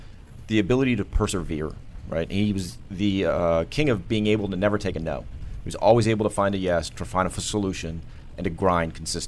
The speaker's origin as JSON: {"language": "English", "town": "Bethesda", "region": "Maryland", "country": "United States", "tie": "born there", "said": "I was a military brat. Was born here in Bethesda and moved around most of my life."}